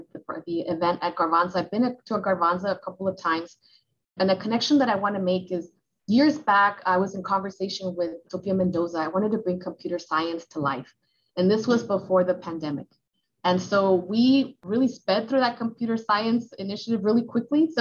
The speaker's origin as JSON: {"language": "English", "town": "Los Angeles", "region": "California", "country": "United States", "tie": "born or raised there", "said": "I was growing up in the Latino Boyle Heights"}